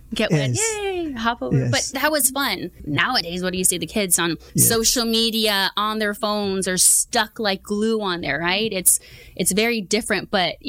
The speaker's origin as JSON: {"language": "English", "town": "Huntington Park", "region": "California", "country": "United States", "tie": "born or raised there", "said": "So I grew up in Huntington Park, born and raised out there."}